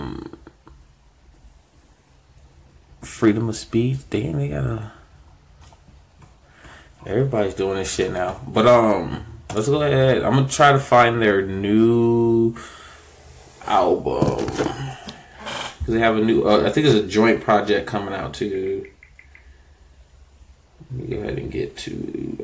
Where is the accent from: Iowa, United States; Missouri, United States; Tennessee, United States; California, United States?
California, United States; Inland Empire; I'm from the Inland Empire